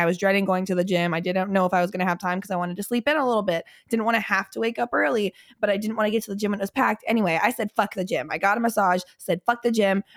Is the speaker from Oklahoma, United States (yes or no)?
no; Cincinnati, Ohio, United States; I grew up in Cincinnati